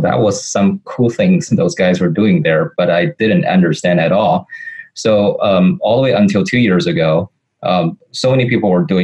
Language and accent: English; Beijing, China; also born or lived in St. Louis, Missouri, United States / California, United States; I'm born and raised in Beijing, and spent a fair amount of time in St. Louis, Missouri, and California.